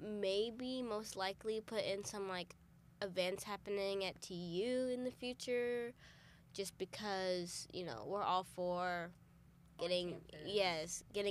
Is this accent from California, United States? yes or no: no; Muldrow, Oklahoma, United States; moved away as an adult; now in Tulsa, United States; And I am about an hour 45 minutes south from Tulsa. I live right on the Oklahoma-Arkansas border in a small town called Muldrow.